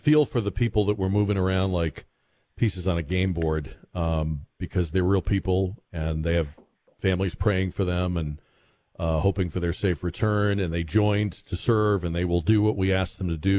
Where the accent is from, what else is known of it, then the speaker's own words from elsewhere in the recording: Massachusetts, United States; now in Texas, United States; growing up in New England, and New England's a very small place, so although I was in Massachusetts, these states are so small.